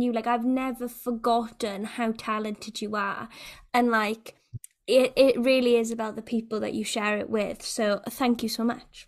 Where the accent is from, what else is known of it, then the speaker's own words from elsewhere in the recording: Wales, United Kingdom; a Welsh person